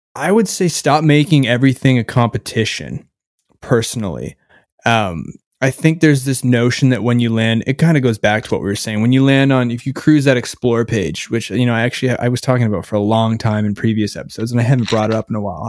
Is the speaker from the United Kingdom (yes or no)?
no; Canada; I'm from Canada